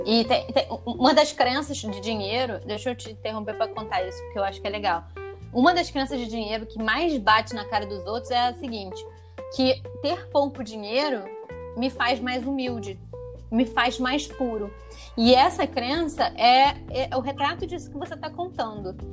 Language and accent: Portuguese; Taubaté, São Paulo, Brazil; lá em Taubaté, onde eu nasci, morei, fui criada